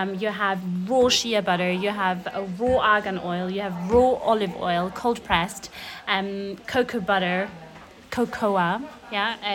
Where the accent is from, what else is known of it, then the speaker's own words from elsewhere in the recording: Austria; now in England; I'm from Austria